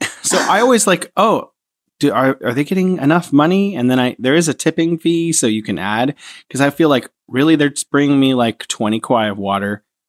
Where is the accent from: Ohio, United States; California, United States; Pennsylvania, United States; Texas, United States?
California, United States; San Francisco; moved away as an adult; now in Wuhan, China